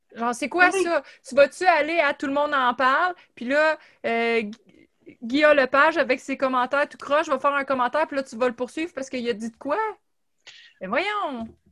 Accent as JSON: {"language": "French", "town": "Gatineau", "region": "Quebec", "country": "Canada", "said": "on vient de Gatineau puis du même coin"}